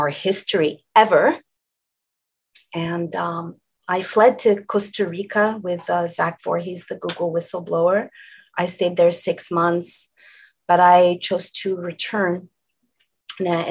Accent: Montreal, Quebec, Canada; now in California, United States; I hail originally from Montreal, Canada.

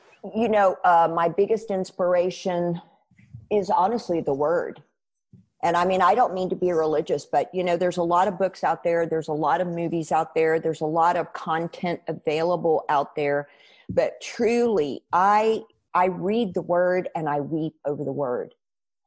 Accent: United States; I'm a Christian because I'm an American

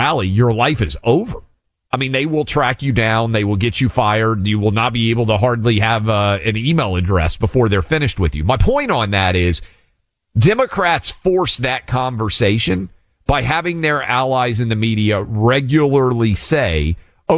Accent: Tennessee, United States; Chattanooga, Tennessee, my home state, my mom's home city

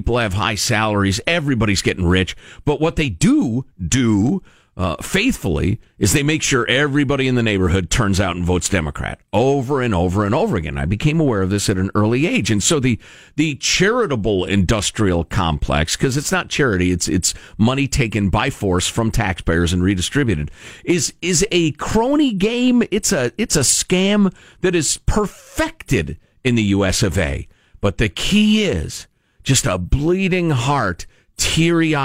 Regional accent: Chicago, Illinois, United States; growing up in Chicagoland

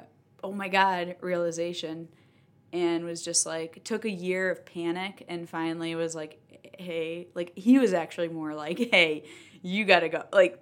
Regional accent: Connecticut, United States; I grew up in Connecticut about an hour and a half south of Boston.

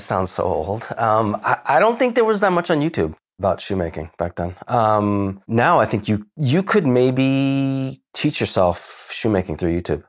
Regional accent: Philadelphia, Pennsylvania, United States; moved away as an adult; also born or lived in California / Japan / London; now in Tokyo, Japan; I'm from the Philadelphia area

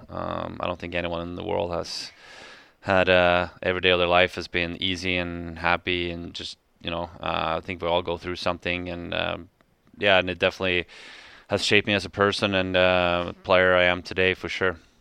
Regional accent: Sweden; moved away as an adult; now in Calgary, Canada; my hometown, uh, Landis Gog

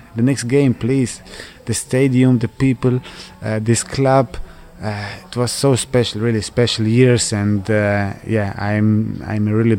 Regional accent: Croatia; English is a second language; also born or lived in Switzerland; A big part of me, when I speak with some people, I say I'm from Croatia, but also from Switzerland.

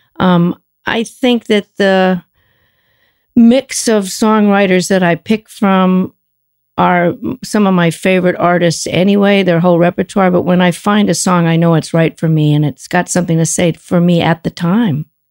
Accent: Los Angeles, California, United States; moved away; also born or lived in Cambridge; we were from L

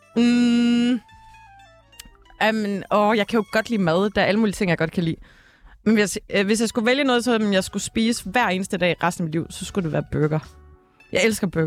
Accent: Ølgod, Southern Denmark, Denmark; Ølgod, hvor jeg kommer fra

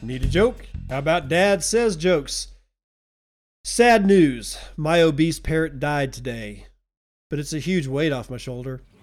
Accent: United States; also born or lived in Texas; now in Eastern Washington, United States; I'm an American.

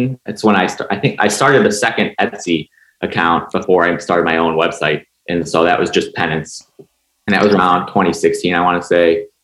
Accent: suburbs of Chicago, Illinois, United States; moved away as an adult; now in Arlington, Virginia, United States; I'm originally from Illinois. So I was in Illinois for school and then suburbs of Chicago for early life, childhood stuff

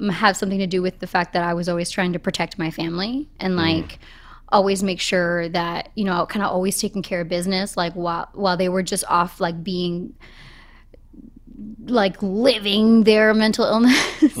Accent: Boston, Massachusetts, United States; I'm from Boston.

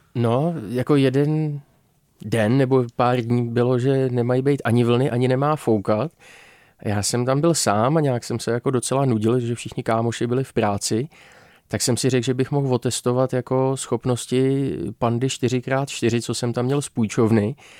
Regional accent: Czechia; jako Češi

